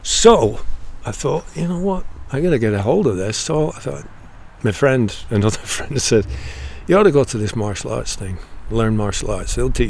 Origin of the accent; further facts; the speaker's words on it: United Kingdom; Because we are, in fact, British. And I was accepted, being younger, but I was still known as a Brit.